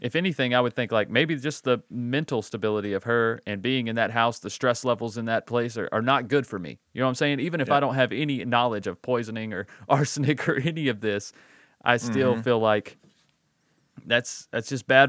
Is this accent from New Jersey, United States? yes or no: no; Alabama, United States; Because I grew up in Alabama.